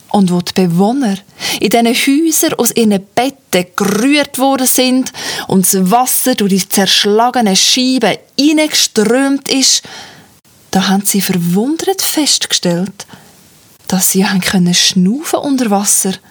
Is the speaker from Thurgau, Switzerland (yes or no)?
no; Zug, Switzerland; Ich bin ja in Zug aufgewachsen und das ist eine von unseren berühmtesten Sagen.